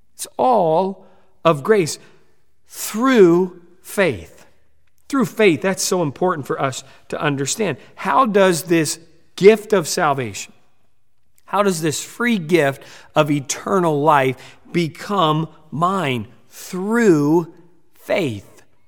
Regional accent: United States; we're from the United States

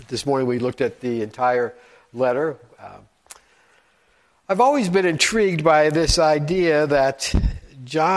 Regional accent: Frankfort, Indiana, United States; moved away; I was born and raised in a small town about an hour north of here called Frankfort, Indiana.

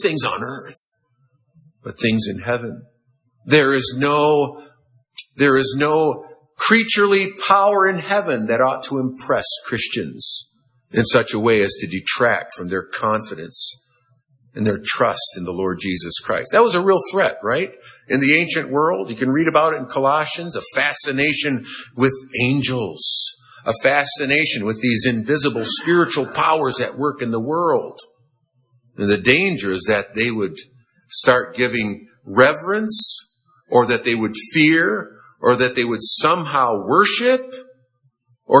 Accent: United States; I'm an American

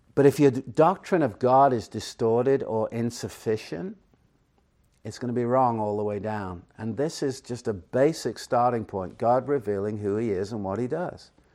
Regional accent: Chester, North West England, United Kingdom; now in Phoenix, United States; originally, as you might know, I'm from England, Chester, England to be precise.

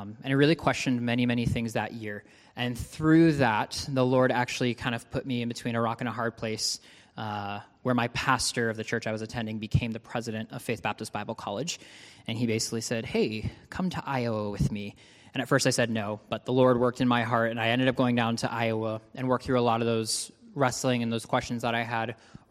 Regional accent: Ontario, Canada; I actually grew up in Ontario, Canada

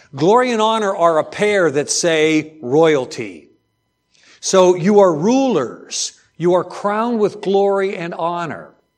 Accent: outside of Pittsburgh, Pennsylvania, United States; growing up outside of Pittsburgh, steel country

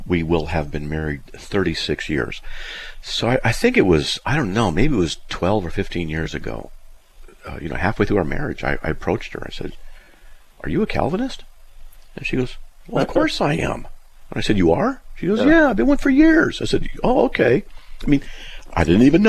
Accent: Southern California, United States; I grew up in Southern California

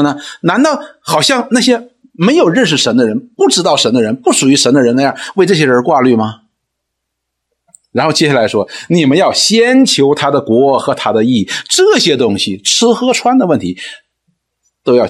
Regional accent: China; 我们中国人追求一个境界，这个境界叫什么呢？叫泰山崩于前而色不变。

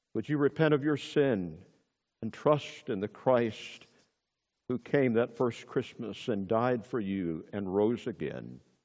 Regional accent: Murfreesboro, Tennessee, United States; my hometown in Tennessee, Murfreesboro, Tennessee

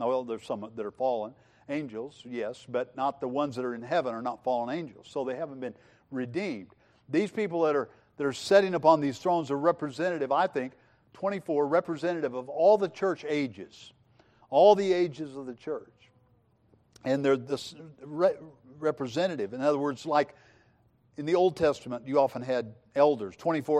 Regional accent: Missouri, United States; I grew up in Southwest Missouri, and we had storms, okay? We had big storms.

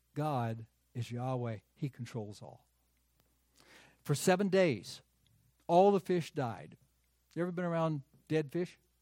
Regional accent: United States; also born or lived in North Carolina / South Carolina; I grew up in North Carolina and in South Carolina

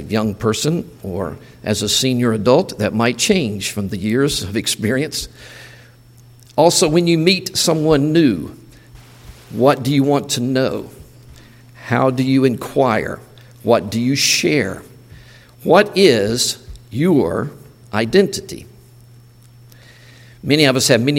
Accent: Mississippi, United States; we're from the States, and we're from Mississippi

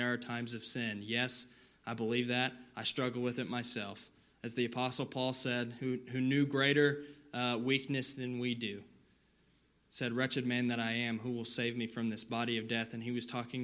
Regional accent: California, United States; moved away; Back in my hometown where I grew up in California

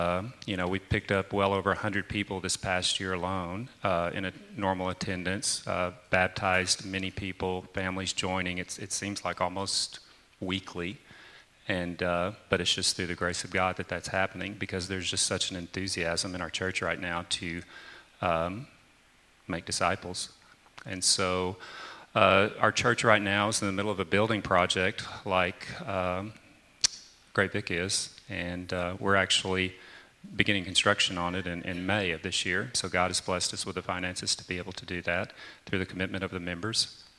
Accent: the South, United States; and I grew up in the South, like I said

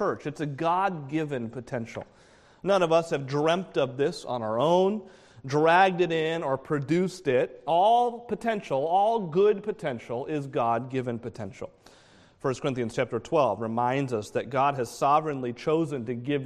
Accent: New England, United States; moved away; I grew up in New England.

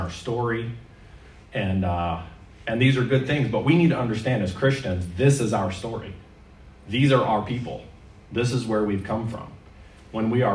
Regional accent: Maine, United States; now in Canada; As a child, I grew up in Maine

